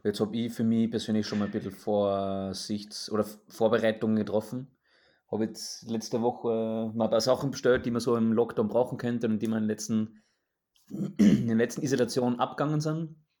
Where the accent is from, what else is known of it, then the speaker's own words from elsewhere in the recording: Austria; ich als Österreicher